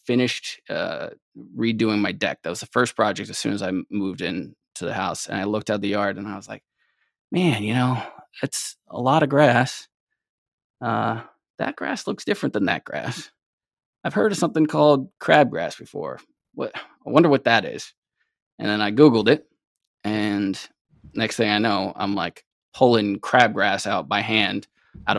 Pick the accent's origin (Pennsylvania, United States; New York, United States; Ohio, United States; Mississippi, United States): New York, United States; New York City; also born or lived in Columbia, South Carolina; now in central New York, United States; I grew up in New York City for the most part.